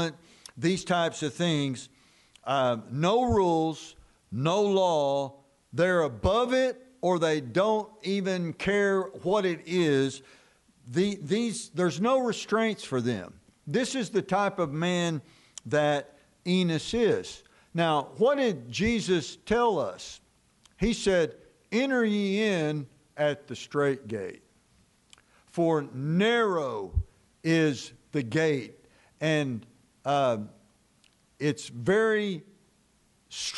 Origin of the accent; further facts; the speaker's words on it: Dallas, Texas, United States; we grew up in Dallas, the Metroplex